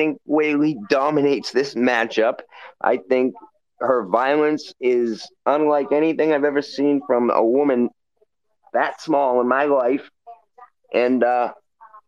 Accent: Waltham, Massachusetts, United States; I'm from Waltham

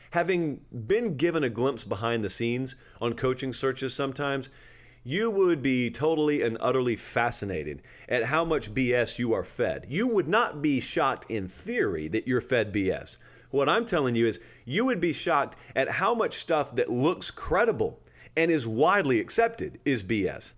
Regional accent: Georgia, United States; I grew up in Georgia

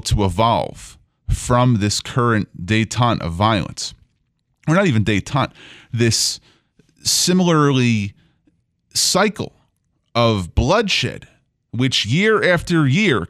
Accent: Bucks County, north of Philadelphia, Pennsylvania, United States; also born or lived in Israel; a member of the youth group that I grew up with here in Bucks County, north of Philadelphia.

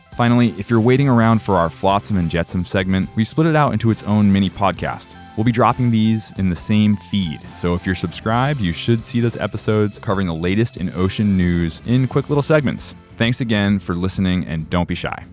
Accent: Cape Cod, Massachusetts, United States; growing up on Cape Cod with se-, osprey nests in the salt marshes

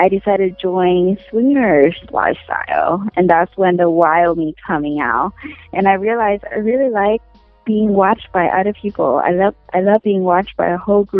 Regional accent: Ho Chi Minh City, Vietnam; moved away; also born or lived in Oregon; I grew up in Vietnam

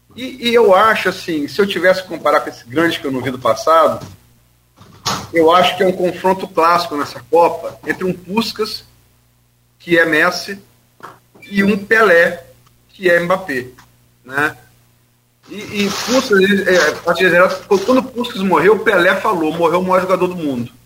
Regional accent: Brazil; eu sou brasileiro

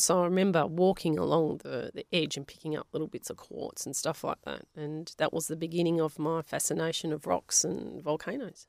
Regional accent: Melbourne, Victoria, Australia; first language Polish; English is a second language; moved away; also born or lived in Western Australia; we were from Avondale Heights there was a lot of Italians

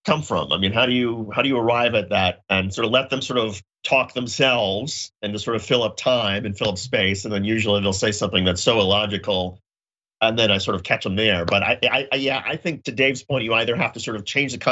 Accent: Indiana, United States; moved away; I was wearing like an Indiana shirt where I grew up.

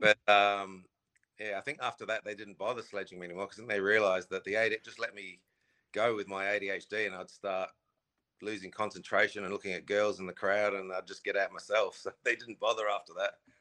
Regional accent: Australia; I grew up in Australia

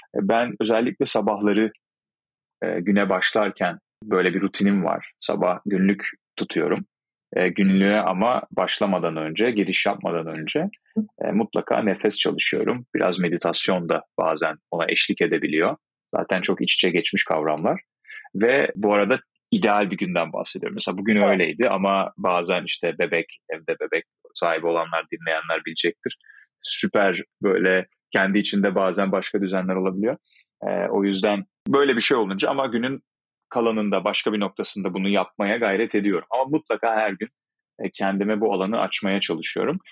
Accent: İzmir, Turkey; Aslen İzmirliyim.

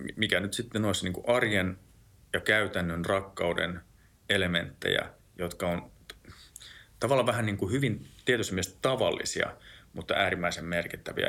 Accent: Lapland, Finland; mä oon tuolta Lapista kotoisin

